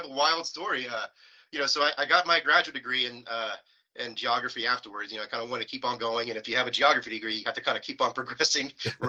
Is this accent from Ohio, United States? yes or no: no; West Virginia, United States; now in California, United States; Virginia, kind of a country guy, rural raised, same thing with my wife.